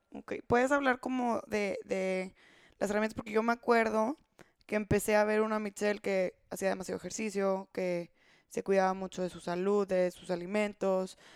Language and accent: Spanish; Mexico